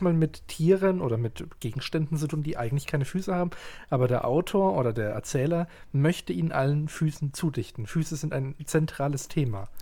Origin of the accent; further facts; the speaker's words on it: Southern Germany, Germany; Ich bin aus Süddeutschland